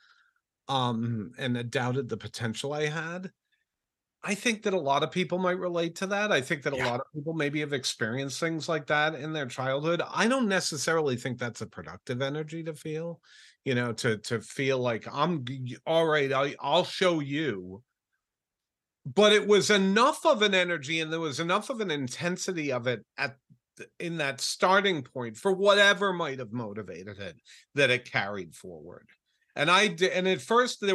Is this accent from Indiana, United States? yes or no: no; Rhode Island, United States; I grew up in Rhode Island